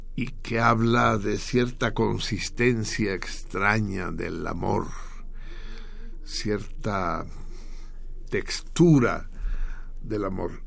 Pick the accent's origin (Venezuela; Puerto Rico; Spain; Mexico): Mexico; como mexicanos